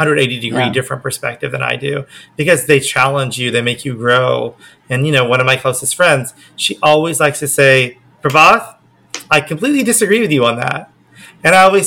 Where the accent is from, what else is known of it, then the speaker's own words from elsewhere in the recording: Oklahoma, United States; now in Los Angeles, United States; I grew up in Oklahoma